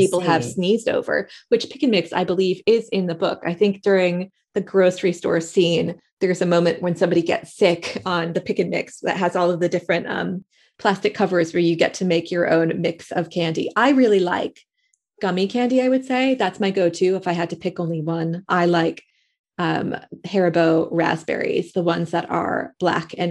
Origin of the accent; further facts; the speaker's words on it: Middletown, Connecticut, United States; also born or lived in San Francisco; now in United Kingdom; my hometown of Middletown, Connecticut